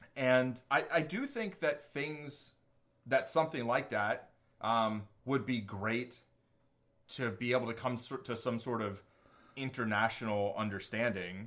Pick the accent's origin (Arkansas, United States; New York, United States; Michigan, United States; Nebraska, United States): New York, United States; I completely consider myself a New Yorker